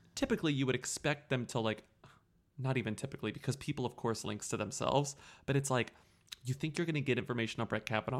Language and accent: English; United States; an American